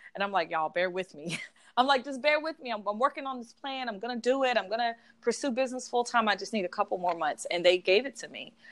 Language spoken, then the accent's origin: English; South Georgia, United States; moved away as an adult; now in Atlanta, United States; I'm from Georgia. I'm from South Georgia